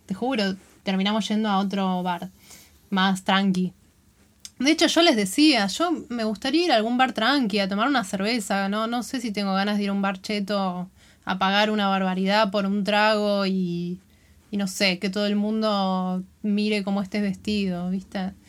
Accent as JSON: {"language": "Spanish", "region": "Buenos Aires", "country": "Argentina", "moved": "as an adult", "said": "yo me fui de Buenos Aires con 25 años"}